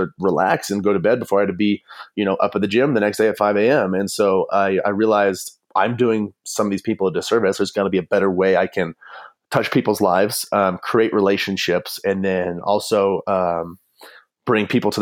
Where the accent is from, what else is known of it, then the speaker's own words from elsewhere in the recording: Fort Collins, Colorado, United States; also born or lived in Fargo, North Dakota; I'm from Fort Collins